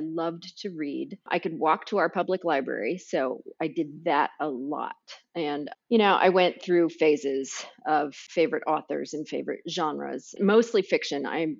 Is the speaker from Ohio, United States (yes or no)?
yes; Xenia, Ohio, United States; You know, I grew up in Xenia, which is a farm town in kind of central Ohio.